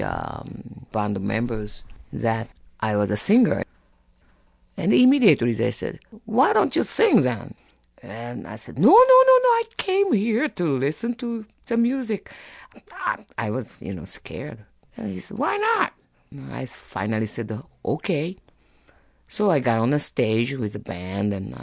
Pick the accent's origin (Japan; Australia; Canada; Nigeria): Japan; English is a second language; moved away as an adult; now in Chicago, United States; I came from Japan with my ex-husband